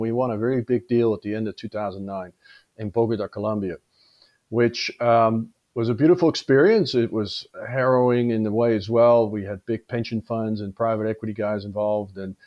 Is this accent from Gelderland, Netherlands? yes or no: no; Amsterdam, North Holland, Netherlands; moved away as an adult; also born or lived in Australia; I was born in Amsterdam.